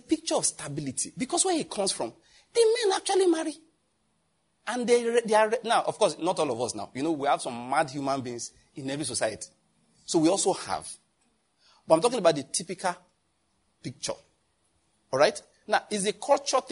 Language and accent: English; Nigeria; I'm a Nigerian